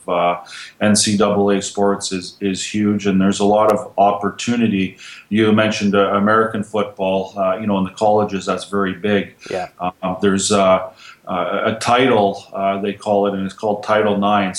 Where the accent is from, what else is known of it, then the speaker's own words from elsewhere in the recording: Canada; as a Canadian